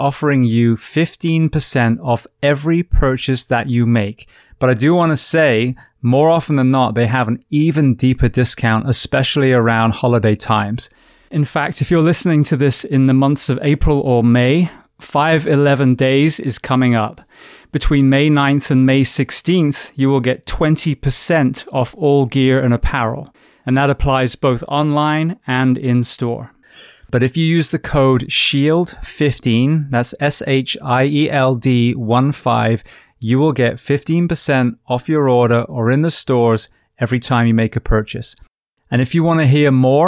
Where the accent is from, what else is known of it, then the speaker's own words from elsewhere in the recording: Bath, South West England, United Kingdom; moved away; I'm from Bath originally, so West Country